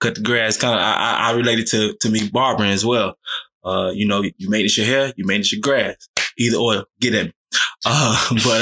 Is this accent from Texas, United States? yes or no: yes; Texas, United States; moved away as an adult; also born or lived in Virginia; now in Georgia, United States; I'm from Texas